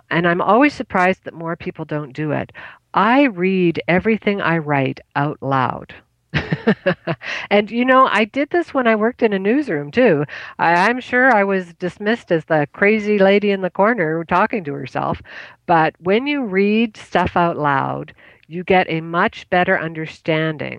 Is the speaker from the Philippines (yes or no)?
no; Canada; I'm Canadian